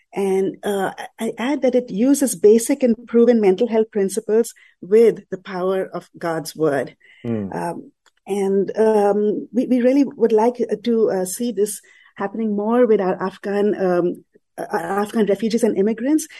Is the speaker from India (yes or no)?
yes; Mumbai, Maharashtra, India; I grew up in Mumbai in a Catholic mm-hmm. family in a predominantly Muslim neighborhood